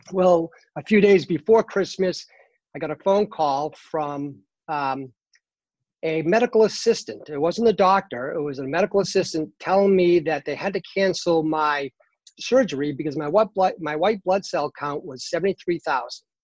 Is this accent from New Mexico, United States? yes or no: no; Boston, Massachusetts, United States; now in North Carolina, United States; I'm originally from uh, Boston, Massachusetts.